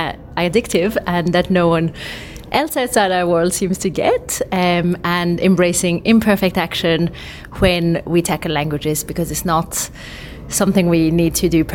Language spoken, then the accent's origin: English; France; now in Brisbane, Australia; I'm from France, but living in Brisbane at the moment.